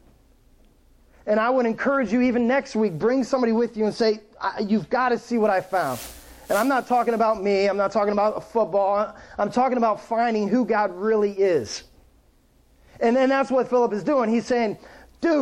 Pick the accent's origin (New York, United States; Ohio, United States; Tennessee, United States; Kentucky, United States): Ohio, United States; Akron; moved away; I remember growing up, I'm from Akron, Ohio. I remember growing up in a part of Akron, kind of inner city called Kenmore